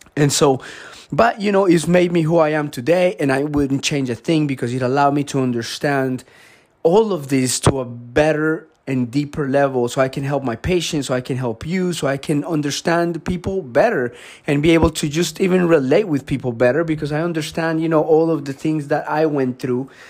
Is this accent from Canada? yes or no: no; Colombia; moved away; I grew up in Colombia.